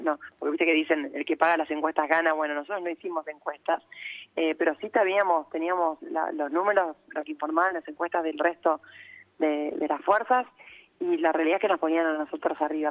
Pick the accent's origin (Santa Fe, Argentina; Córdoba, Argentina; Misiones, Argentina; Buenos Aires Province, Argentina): Santa Fe, Argentina; Rosario; also born or lived in Buenos Aires; Yo soy Rosarina